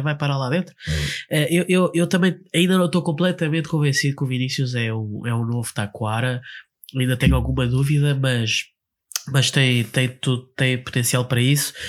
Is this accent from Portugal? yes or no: yes; Lisbon, Portugal; nós somos de Lisboa